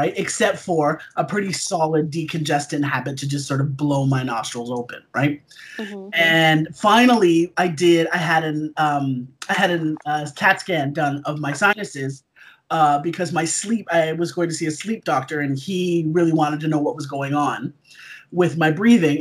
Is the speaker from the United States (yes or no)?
no; Toronto, Ontario, Canada; also born or lived in South Africa; I currently live in Toronto, in Canada. I've lived here for like 43 of my 44 years. Originally, I was born in South Africa.